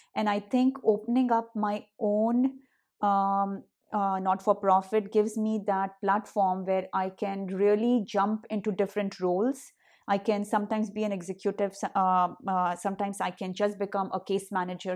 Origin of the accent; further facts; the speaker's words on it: India; accent: Hindi; moved away as an adult; now in United States; I, um, had my accent, uh, you know, the Hindi accent that I, today I very proudly carry